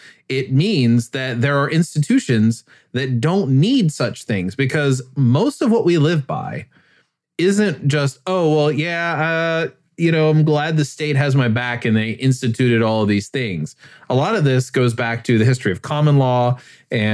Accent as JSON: {"language": "English", "country": "United States", "said": "I'm talking as an American"}